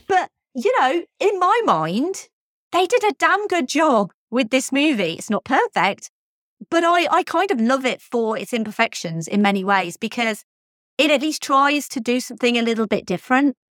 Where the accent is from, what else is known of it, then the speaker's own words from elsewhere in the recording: United Kingdom; I'm British.